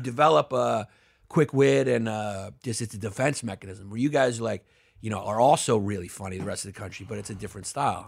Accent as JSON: {"language": "English", "region": "New York", "country": "United States", "tie": "born or raised there", "said": "I grew up in New York during the eighty, or eighties and early nineties"}